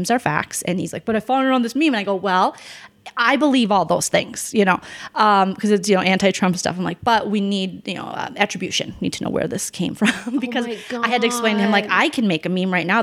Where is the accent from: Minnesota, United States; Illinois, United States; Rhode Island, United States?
Minnesota, United States; St. Paul; moved away; When I grew up in the area, I grew up in St. Paul